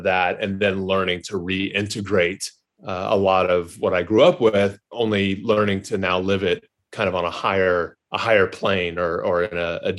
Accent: Texas, United States; also born or lived in California / Denver; Grew up in, I was born in California, grew up between Denver and then Texas.

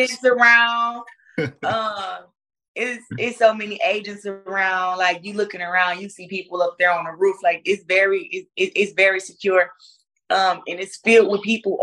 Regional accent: United States; I represent just being an African-American here in America

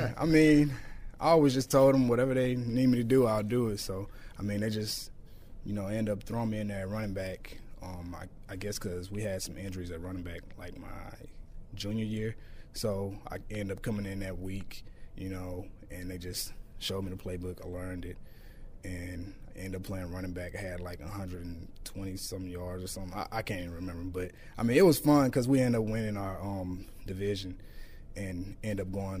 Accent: Shreveport, Louisiana, United States; Growing up, I mean, I like to do what every kid does, go outside, play video games.

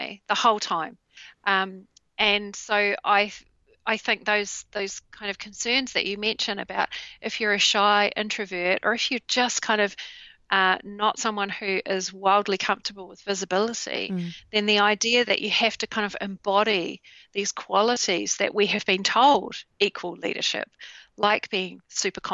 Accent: New Zealand; in New Zealand, in my home country.

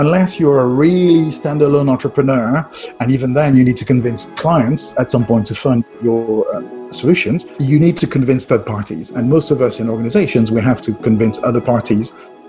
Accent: France; But I'm French. I grew up in France.

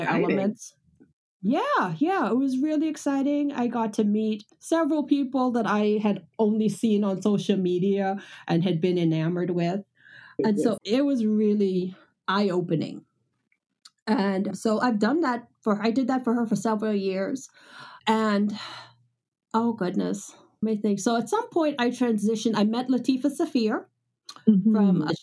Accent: Houston, Texas, United States; she realized I was from Houston

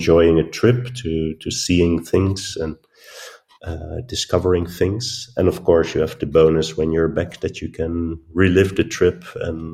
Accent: Netherlands; now in Arnhem, Netherlands; I'm from the Netherlands, born and raised on the coast in a little town. I moved to Arnhem, which is close to the German border, and I live there now for 20 years

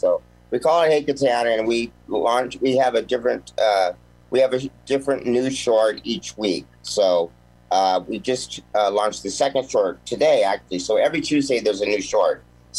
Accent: Mount Baldy, California, United States; also born or lived in Sherman Oaks; But I mean, originally I was in I was born in Sherman Oaks and moved up to a place called Mount Baldy.

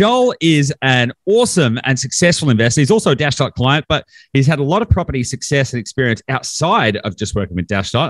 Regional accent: East Gippsland, regional Victoria, Australia; I grew up in a pretty small country town as well. So I'm regional Victoria. So east Gippsland

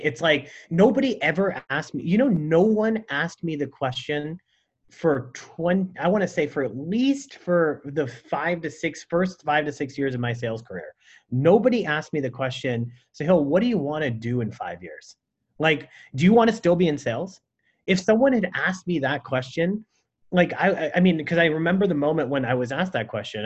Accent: San Francisco, California, United States; also born or lived in Burlingame; I grew up in San Francisco and then in Burlingame.

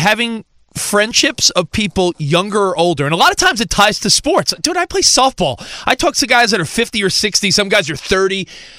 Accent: New York, United States; now in Los Angeles, United States; I'm a New Yorker. I grew up in New York

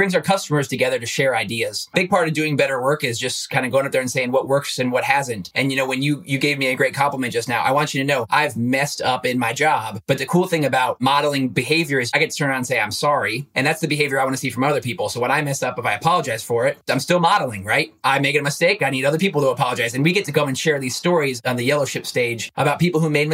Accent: Goshen, Indiana, United States; I come from Goshen, Indiana. It's northern Indiana

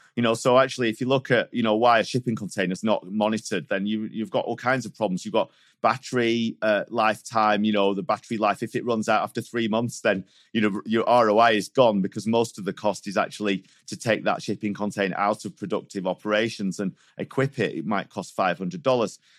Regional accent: Manchester, North West England, United Kingdom; now in Switzerland; I was, uh, brought up in Manchester. I moved to Switzerland in two thousand and two

